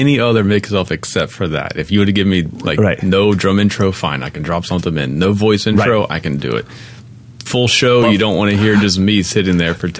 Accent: Maryland, United States; I've eaten blue crabs my whole life. I'm from Maryland.

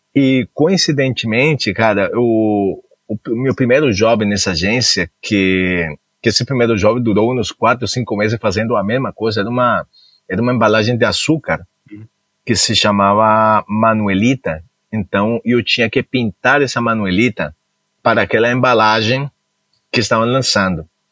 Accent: Cali, Valle del Cauca, Colombia; also born or lived in Goiânia / São Paulo; now in United States; Eu nasci na Colômbia, nasci especificamente em Cali

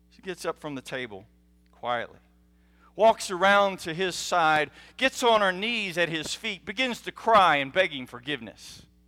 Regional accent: United States; as American children, we are taught

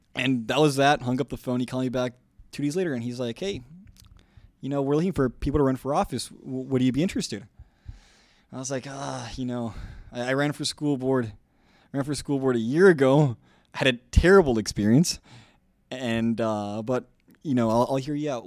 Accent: South Texas, United States; I'm from South Texas.

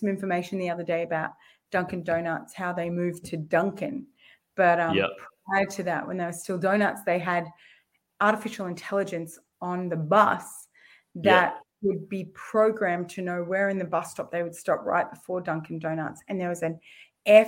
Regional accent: Mount Isa, Queensland, Australia; moved away as an adult; I'm a Mount Isa girl. We're a Wani Kalkadoon. And I grew up there in Mount Isa for 19

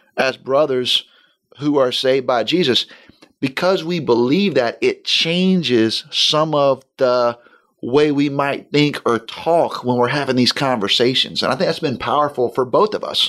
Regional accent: Florida, United States; my wife and I grew up in Florida.

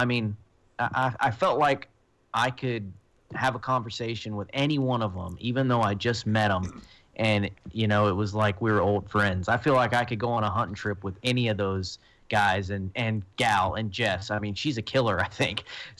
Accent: Florida, United States; now in Colorado, United States; I moved from Florida to Colorado, and I mean, I was dealing with 100% public land hunting. I was no longer using, you know, like family gear, you know, because growing up hunting with my family

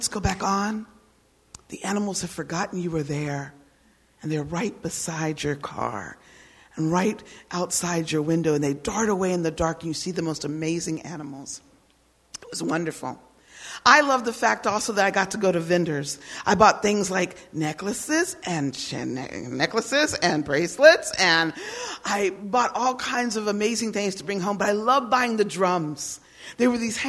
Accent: United States; also born or lived in Germany; I am an American woman.

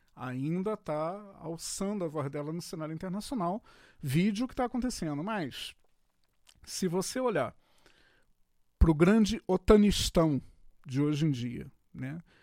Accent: Rio de Janeiro, Brazil; eu sou carioca da antiga

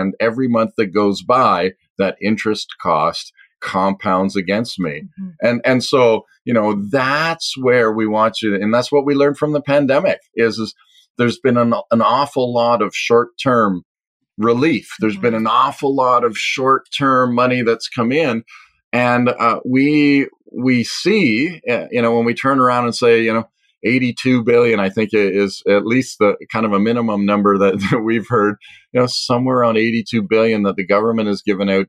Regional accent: Canada; are we just going to all as a Canadian economy just go wild

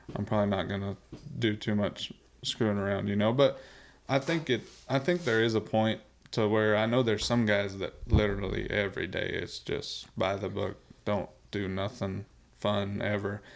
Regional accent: South Dakota, United States; I was growing up in South Dakota.

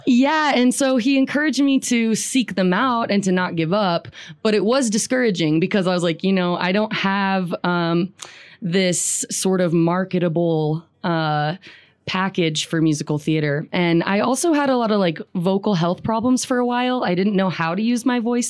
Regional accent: Riverton, Wyoming, United States; I grew up in Riverton

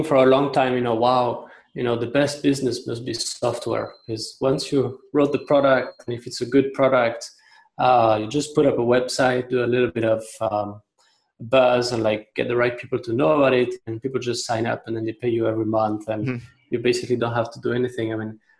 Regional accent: France; moved away as an adult; also born or lived in China; now in Hong Kong; I'm originally from France. I've been in Hong Kong and China for 12 years, going on to 13 years.

